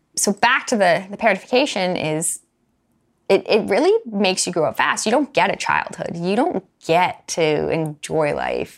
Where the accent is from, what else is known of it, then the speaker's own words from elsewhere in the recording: Alberta, Canada; I grew up in Alberta.